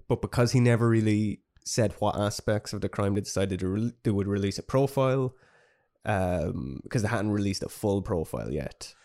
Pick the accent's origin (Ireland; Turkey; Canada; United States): Ireland; we're very Irish